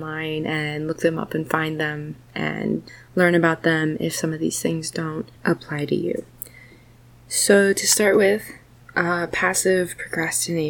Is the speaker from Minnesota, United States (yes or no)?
yes; Minnesota, United States; I'm from Minnesota, so like I'm super used to cold and snow and everything